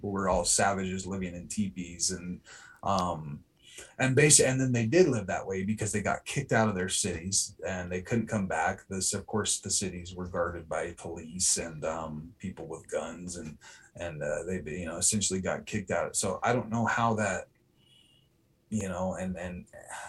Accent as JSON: {"language": "English", "region": "New York", "country": "United States", "tie": "born or raised there", "said": "I grew up in New York, you know, we had to have kerosene lanterns over there for when the power went out"}